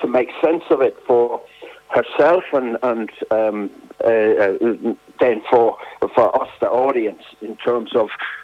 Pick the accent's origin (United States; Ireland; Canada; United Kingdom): Ireland; Drogheda, Leinster; my hometown, Drogheda